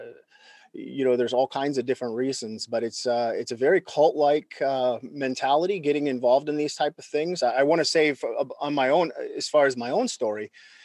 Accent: rural Minnesota, United States; I grew up in rural Minnesota in the United States.

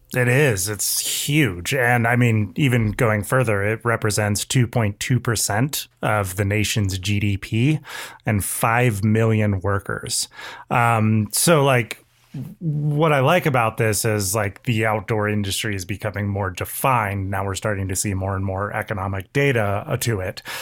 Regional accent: California, United States; Californian through and through

